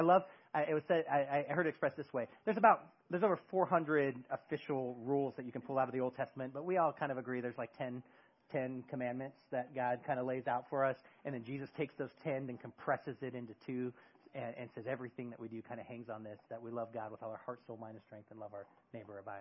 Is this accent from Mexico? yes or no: no; near San Francisco, California, United States; moved away as an adult; now in Eugene, United States; I grew up near San Francisco